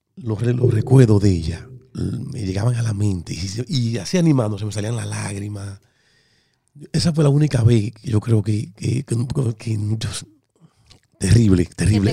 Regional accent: Dominican Republic; moved away; yo soy dominicano

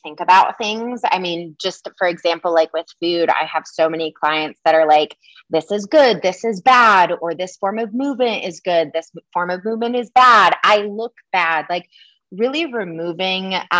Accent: Michigan, United States; I grew up in Michigan

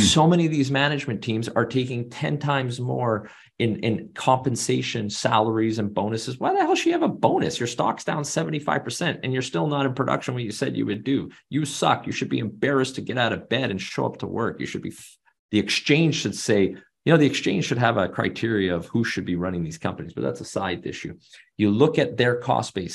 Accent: Canada; I'm Canadian, born and raised.

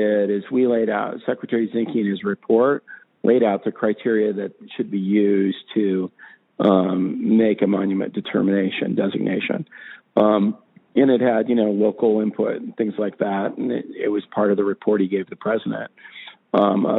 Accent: Western Colorado, United States; where I grew up in Western Colorado

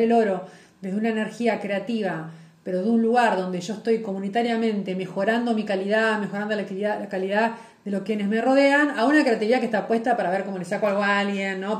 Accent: Lobos, Buenos Aires Province, Argentina; moved away; yo soy de Lobos, que ahora estoy transportada en otro, lugar

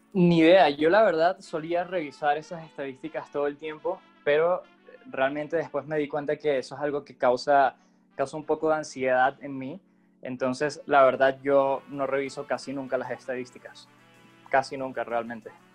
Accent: Venezuela; moved away as an adult; yo soy venezolano, llegué acá hace tres años aproximadamente

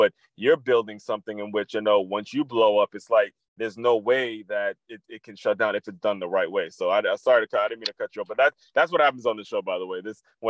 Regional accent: Maryland, United States; I grew up in Maryland. Yeah. I grew up in Maryland, yes.

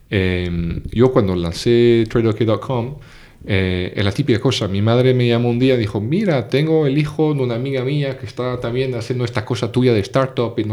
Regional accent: Portugal; also born or lived in Paris / France / England; yo nací en París, pero crecí en Portugal, después me fui a Francia y de Francia me fui a Inglaterra.

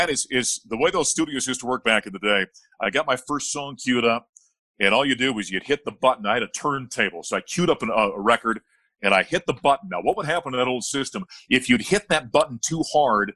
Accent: Grand Forks, North Dakota, United States; my hometown of Grand Forks, North Dakota

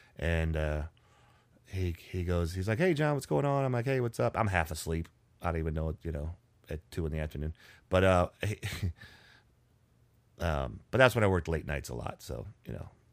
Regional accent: Richmond, United States; we're from Richmond

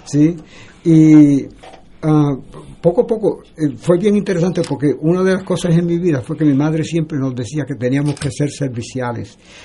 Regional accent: San Sebastián, Puerto Rico; Nací en San Sebastián, Puerto Rico, en el barrio Arbolito Guerrero

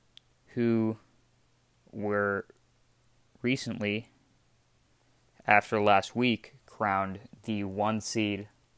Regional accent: Ohio, United States; I grew up in Ohio.

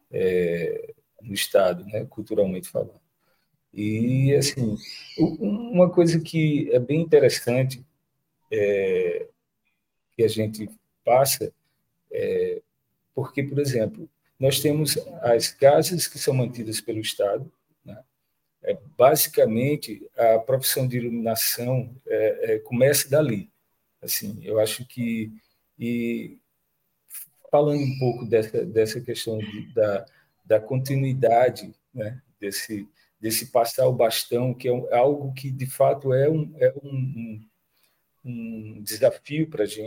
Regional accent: Natal, Rio Grande do Norte, Brazil; eu sou de Natal, aqui o estado vizinho, na verdade, Rio Grande do Norte, mas eu me sinto paraibano já desde muito tempo, né?

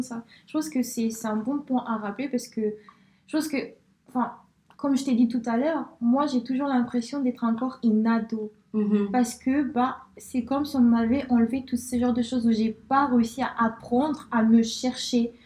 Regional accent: Spain; now in France; je suis née en Espagne

